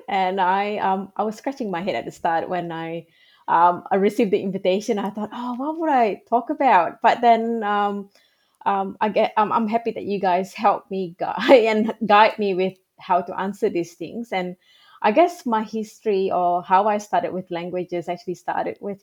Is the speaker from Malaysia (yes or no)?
yes; Kuala Lumpur, Malaysia; first language Malay; English is a second language; moved away as an adult; now in Australia; when I grew up in Malaysia, I went to public schools or schools in Malaysia